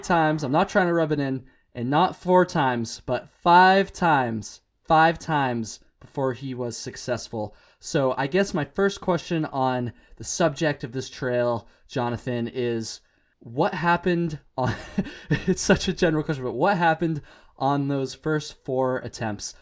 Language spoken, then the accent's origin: English; Vermont, United States; I'm from Vermont